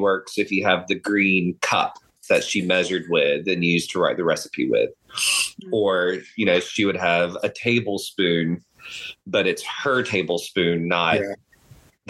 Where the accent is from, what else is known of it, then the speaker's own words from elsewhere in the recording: Eastern North Carolina, United States; now in Texas, United States; I grew up in Eastern North Carolina.